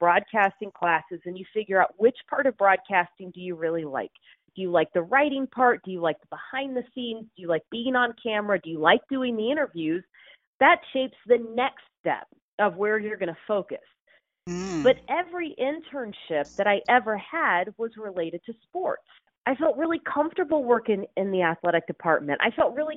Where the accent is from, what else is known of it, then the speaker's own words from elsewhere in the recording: Houston, Texas, United States; now in Seattle, United States; I grew up in Houston